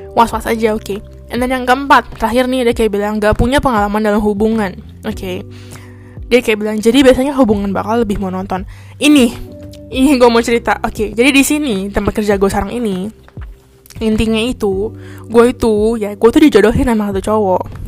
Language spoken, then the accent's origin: Indonesian; Indonesia; moved away as an adult; also born or lived in Kaohsiung, Taiwan; now in Taiwan